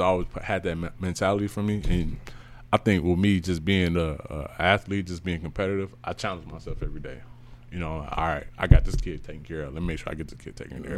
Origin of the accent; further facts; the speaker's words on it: Chicago, Illinois, United States; I'm from Chicago